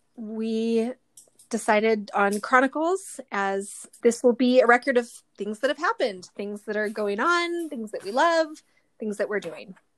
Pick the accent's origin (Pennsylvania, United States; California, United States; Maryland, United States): California, United States; Southern; also born or lived in Utah; I was born in Utah, but we moved to Southern California when I was a baby, and that's where I grew up